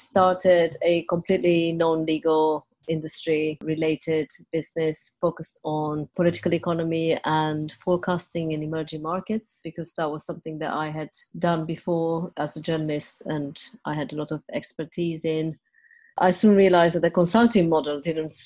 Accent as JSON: {"language": "English", "region": "Transylvania", "country": "Romania", "tie": "born or raised there", "moved": "as an adult", "lives_now": "United Kingdom", "said": "I was born in Transylvania in Romania and came over here as a journalist"}